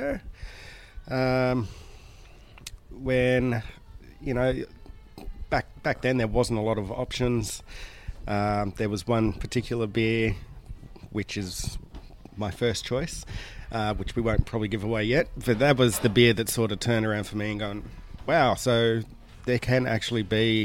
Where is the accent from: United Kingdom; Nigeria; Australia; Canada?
Australia; Newcastle, New South Wales; I grew up in Newcastle in New South Wales